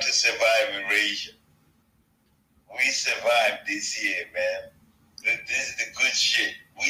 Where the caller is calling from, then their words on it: Toronto, Ontario, Canada; Oh, I'm tuning in from Toronto, man. I'm in the six.